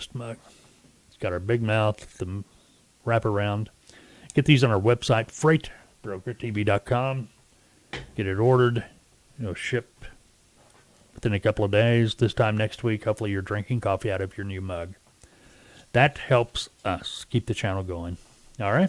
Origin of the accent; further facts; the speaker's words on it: Arkansas, United States; Arkansas, my home state where we originate this broadcast